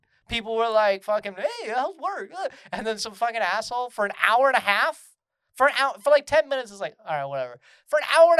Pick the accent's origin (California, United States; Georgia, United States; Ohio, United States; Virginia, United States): Georgia, United States; I grew up in Georgia